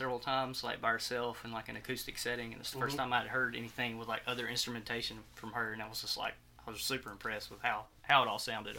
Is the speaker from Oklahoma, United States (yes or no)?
no; Forestdale, Alabama, United States; also born or lived in Corner, Alabama; now in Gardendale, United States; I'm from Forestdale originally, and then I lived in Corner, Alabama for a long time, and just recently moved to Gardendale.